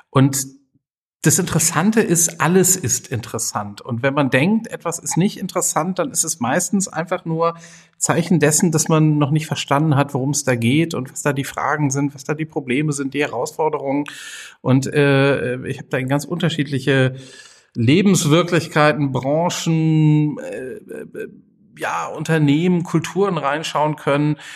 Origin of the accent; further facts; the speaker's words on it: Düsseldorf, North Rhine-Westphalia, Germany; now in Siebengebirge, Germany; Ich komme ursprünglich aus Düsseldorf, war dann so ein bisschen hier und da unterwegs und bin jetzt seit einer ganzen Reihe von Jahren schon in der Nähe von Bonn im Siebengebirge ähm, am Fuß des Drachenfelses.